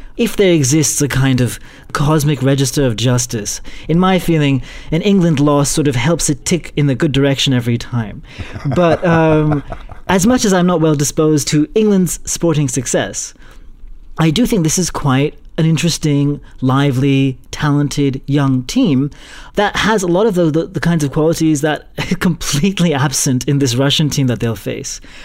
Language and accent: English; India; as an Indian